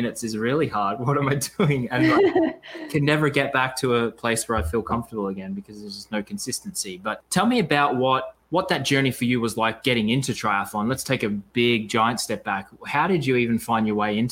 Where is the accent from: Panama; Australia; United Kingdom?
Australia; growing up in Australia